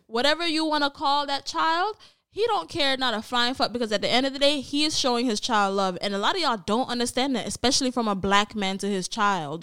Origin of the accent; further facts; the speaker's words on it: Jamaica; as a Jamaican